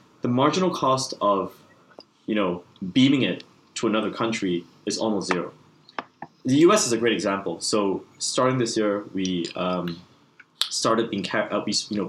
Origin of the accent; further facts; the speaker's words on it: Singapore; it was headquartered in my home country of Singapore.